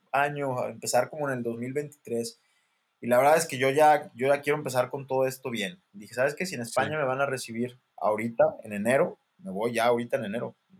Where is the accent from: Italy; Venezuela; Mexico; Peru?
Mexico; soy el mexicano